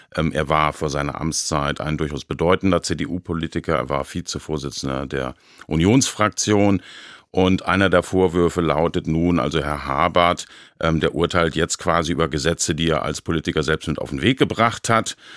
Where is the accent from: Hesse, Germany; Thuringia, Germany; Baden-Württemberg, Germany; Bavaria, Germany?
Baden-Württemberg, Germany; Baden-Baden; meiner Heimatstadt Baden-Baden